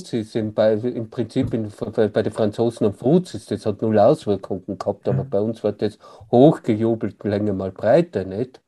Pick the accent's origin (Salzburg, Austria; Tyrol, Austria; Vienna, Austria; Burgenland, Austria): Tyrol, Austria; bei uns in Tirol